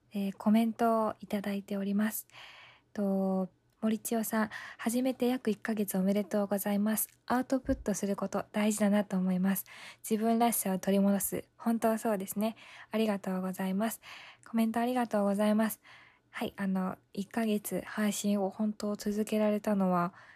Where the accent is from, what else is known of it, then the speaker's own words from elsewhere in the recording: Ibaraki, Japan; 私茨城なんですけども、あの、茨城にはイバヤンっていて、 イバヤン、茨城のヤンキーで、イバヤンって言うんですけど、あの、私の出身の地域は、イバヤンがたくさんいるんですね